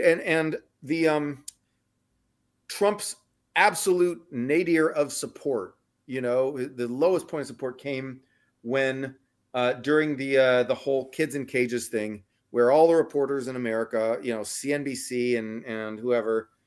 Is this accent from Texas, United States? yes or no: yes; Texas, United States; now in San Francisco, United States; I'm from Texas